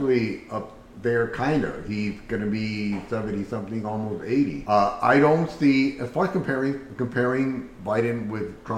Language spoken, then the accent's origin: English; California, United States; moved away; I'm from California